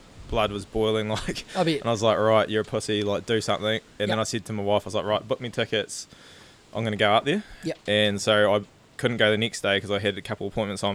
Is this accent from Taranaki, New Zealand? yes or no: no; Southland, New Zealand; I'm from Southland. I'm a farmer.